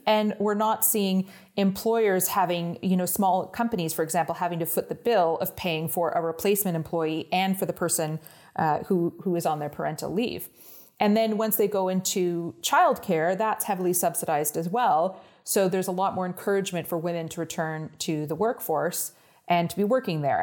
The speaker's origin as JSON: {"language": "English", "town": "Ottawa", "region": "Ontario", "country": "Canada", "tie": "born or raised there", "also_born_or_lived": "Toronto, Canada / Oxford, England", "first_language": "English", "moved": "as an adult", "lives_now": "Iceland", "said": "I grew up just outside of Ottawa, the capital of Canada, uh, in the countryside"}